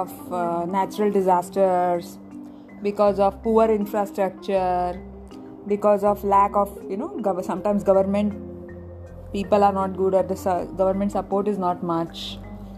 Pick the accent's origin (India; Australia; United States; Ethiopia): India; moved away; I grew up in India and I have studied Indian history